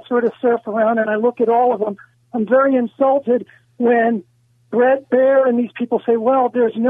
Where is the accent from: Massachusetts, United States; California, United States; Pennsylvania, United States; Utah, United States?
Pennsylvania, United States; Philadelphia; now in Los Angeles, United States; I'm from Philadelphia. My grandfather was a union boss and was very involved in ward politics back there.